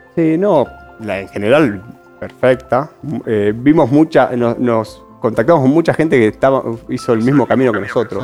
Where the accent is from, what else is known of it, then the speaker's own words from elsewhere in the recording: Bella Vista, Buenos Aires Province, Argentina; moved away as an adult; now in Salta, Argentina; yo que me crié en un lugar suburbano, yo me crié en Bellavista